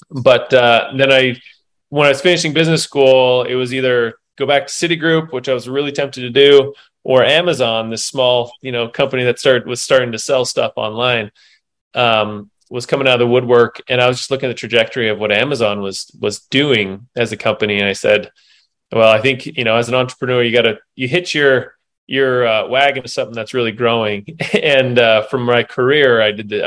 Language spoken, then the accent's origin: English; Salt Lake City, Utah, United States; I grew up here in Salt Lake City by the University of Utah, by the hospital